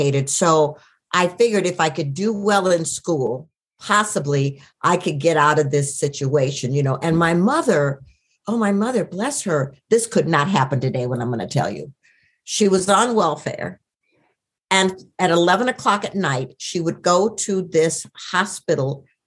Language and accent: English; Minneapolis, Minnesota, United States; I was born in Minneapolis